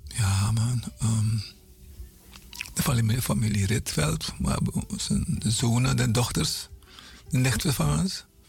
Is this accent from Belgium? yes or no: no; Paramaribo, Paramaribo District, Suriname; van kleins af weet ik dat we op Zorg en Hoop woonde.